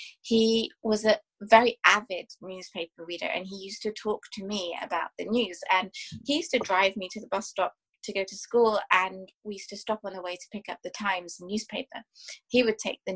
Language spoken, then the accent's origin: English; England, United Kingdom; I was born and brought up in England